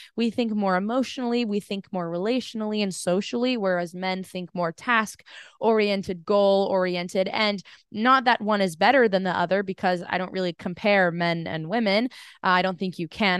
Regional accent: United States; being an American

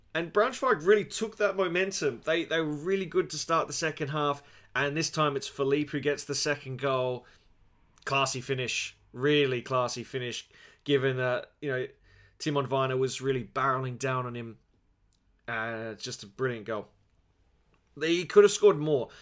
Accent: Australia; As an Australian

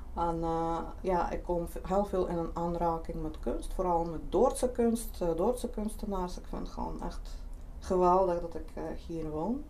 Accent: Lithuania; Dutch is a second language; moved away as an adult; now in Netherlands; Zelf kom ik oorspronkelijk uit Litouwen

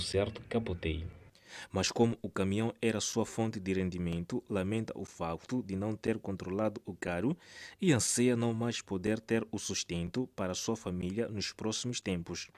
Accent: Zimbabwe; lá no meu país Zimbábue

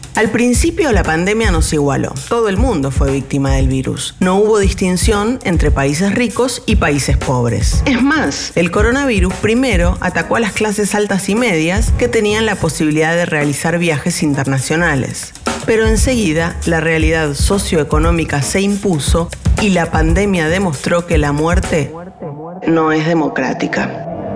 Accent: Argentina; en nuestro país viven 3 millones de personas

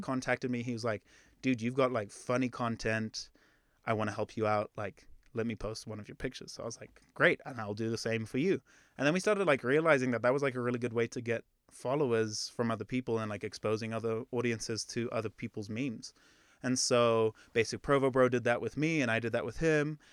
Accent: Zimbabwe; moved away; I'm actually from Zimbabwe

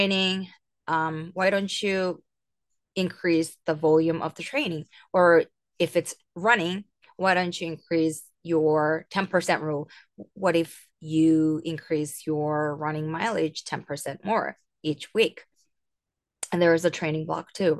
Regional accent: Seoul, South Korea; I'm from Seoul, South Korea

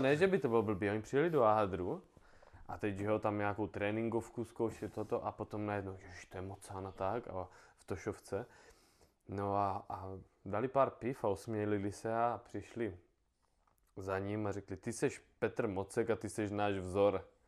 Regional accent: Brno, South Moravian Region, Czechia; já jsem Brňák

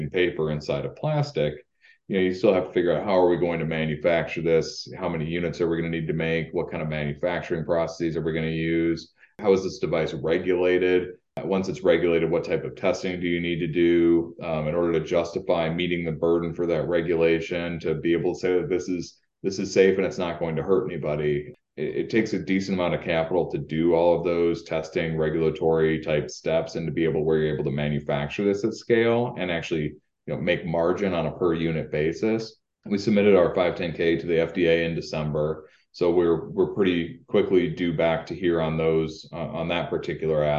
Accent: Rochester, Minnesota, United States; moved away as an adult; also born or lived in Upper Peninsula, Michigan; now in Upper Great Lakes area, United States; I'm actually from Rochester, Minnesota, but I went to, as you pointed out, to undergraduate at Michigan Tech.

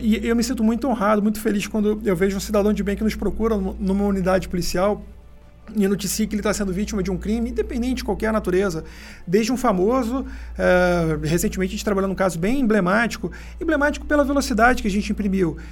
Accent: Rio de Janeiro, Brazil; moved away as an adult; also born or lived in São Paulo state; now in São Paulo, Brazil; falando também da minha terra natal, né, do Rio de Janeiro, é que eu sou carioca

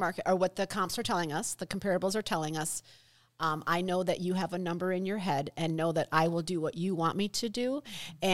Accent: United States; me growing up on the Mississippi River

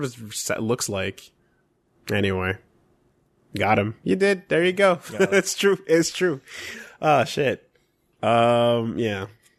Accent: Canada; Yeah, but we're also Canadian.

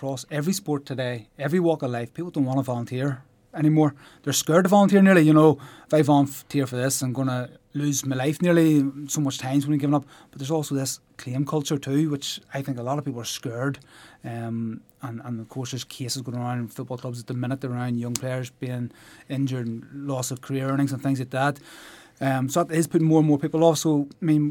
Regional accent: Ballynahinch, Northern Ireland, United Kingdom; moved away as an adult; now in Warrenpoint, United Kingdom; I grew up in Ballinahinch

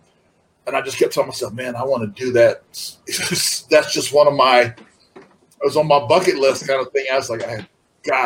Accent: Florida, United States; I'm from Florida, and so I watched Florida Championship Wrestling. And I actually got to see a couple of shows when I was a kid because they come to my hometown

